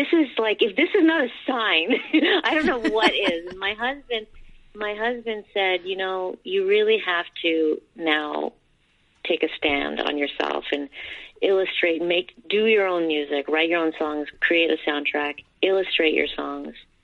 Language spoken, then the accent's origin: English; New Jersey, United States; born or raised there; also born or lived in India